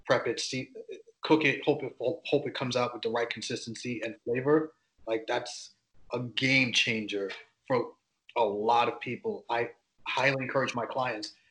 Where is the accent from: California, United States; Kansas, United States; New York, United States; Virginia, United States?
New York, United States; I'm from New York, obviously, East Coast